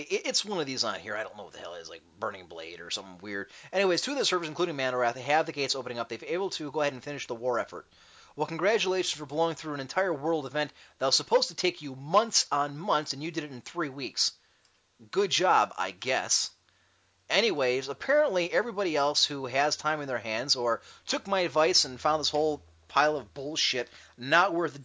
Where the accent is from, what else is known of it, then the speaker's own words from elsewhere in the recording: Cleveland, Ohio, United States; I'm from Cleveland